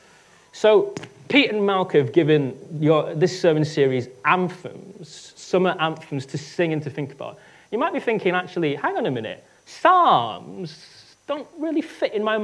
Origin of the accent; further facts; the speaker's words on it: United Kingdom; I'm British